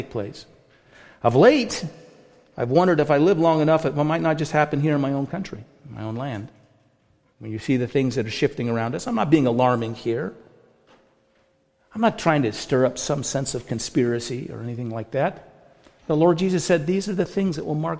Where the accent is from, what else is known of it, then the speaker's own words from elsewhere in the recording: United States; also born or lived in Canada; being an American